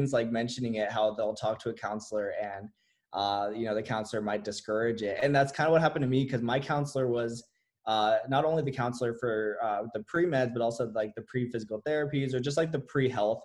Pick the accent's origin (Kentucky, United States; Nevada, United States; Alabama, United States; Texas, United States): Nevada, United States; Las Vegas; I'm from Las Vegas, Nevada. I was pretty much just raised here